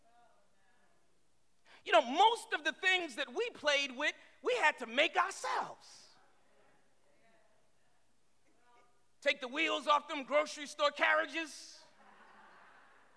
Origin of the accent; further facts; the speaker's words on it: Boston, Massachusetts, United States; I was born over on Hallworthy Street. You know, they call it H Block now. But when I grew up there, it was still the hood